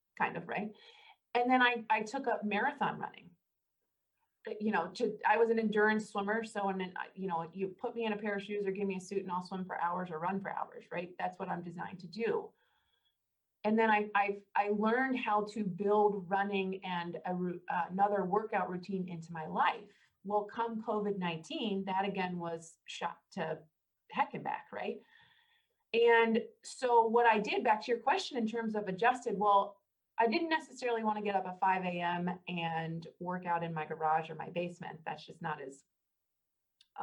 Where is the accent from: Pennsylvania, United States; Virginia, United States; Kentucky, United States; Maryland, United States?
Kentucky, United States; Northern; I'm actually a Northern Kentuckian. I was born in Kentucky